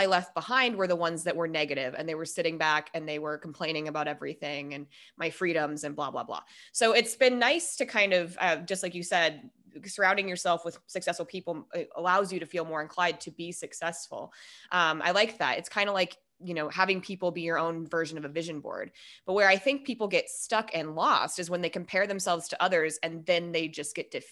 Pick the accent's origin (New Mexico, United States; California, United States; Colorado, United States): Colorado, United States; Longmont; moved away; My hometown in Colorado is just outside of Boulder. In the foothills. I lived in Longmont, but I went to Niwot High School.